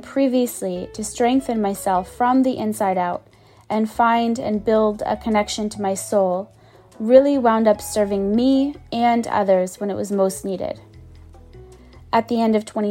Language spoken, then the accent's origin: English; Boston, Massachusetts, United States; moved away; the house I grew up in Boston